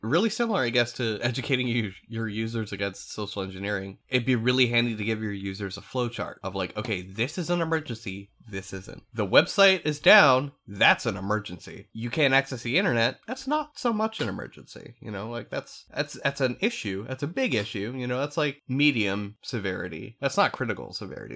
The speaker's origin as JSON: {"language": "English", "region": "eastern Pennsylvania", "country": "United States", "said": "I'm from the East Coast of P A. I'm not from, uh, central P A, where Lancaster is"}